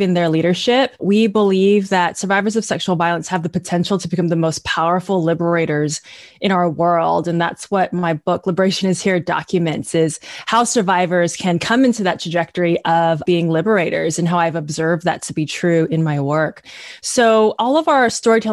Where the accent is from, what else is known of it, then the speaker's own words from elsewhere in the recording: the Bay Area, California, United States; I am third generation Chinese American, born and raised in the Bay Area, currently live in Richmond